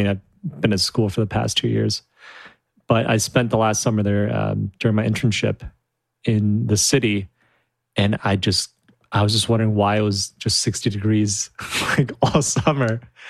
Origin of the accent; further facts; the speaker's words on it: Michigan, United States; moved away as an adult; now in Los Angeles, United States; I'm from Michigan.